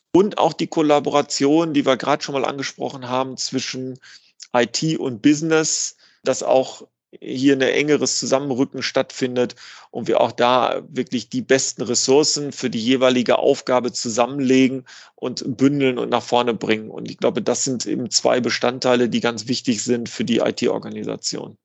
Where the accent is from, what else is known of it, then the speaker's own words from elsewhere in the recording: Dortmund, North Rhine-Westphalia, Germany; ich komme aus Dortmund